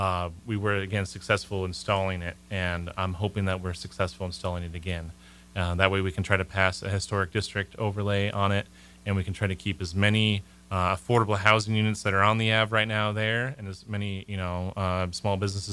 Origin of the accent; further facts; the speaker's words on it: Malaysia; I'm from Malaysia too, and they're from Malaysia.